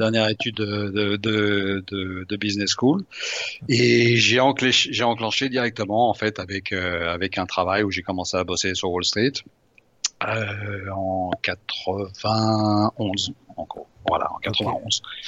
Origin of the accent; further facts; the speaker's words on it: Lyon, Auvergne-Rhône-Alpes, France; moved away; je suis lyonnais à l'origine